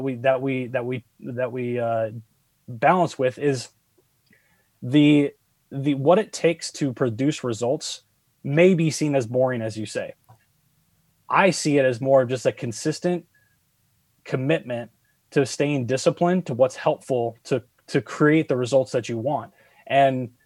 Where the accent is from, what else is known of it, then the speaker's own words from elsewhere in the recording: San Diego, California, United States; Growing up in San Diego, I grew up with a lot of kids who spoke Spanish.